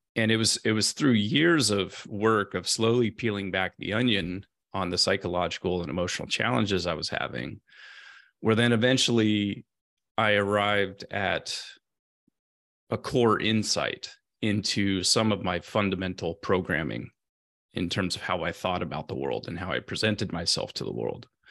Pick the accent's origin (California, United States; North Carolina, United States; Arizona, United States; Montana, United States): California, United States; Central; moved away as an adult; I grew up in Central California on a small family farm in a blue-collar community